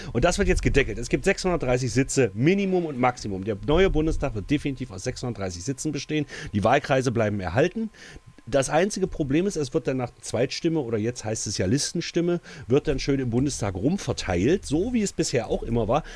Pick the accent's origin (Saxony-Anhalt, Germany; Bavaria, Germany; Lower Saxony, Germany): Saxony-Anhalt, Germany; Altmark; bei uns in der Altmark